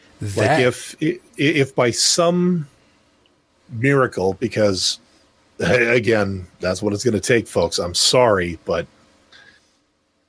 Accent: Canada; as a Canadian citizen

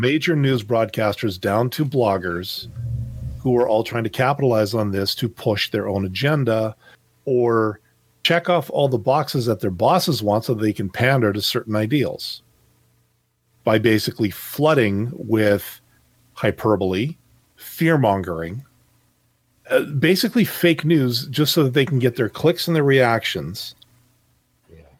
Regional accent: Canada; as a Canadian

